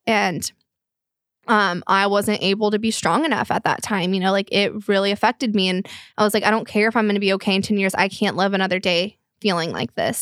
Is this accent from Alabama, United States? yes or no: no; Flower Mound, Texas, United States; the area we grew up in in Flower Mound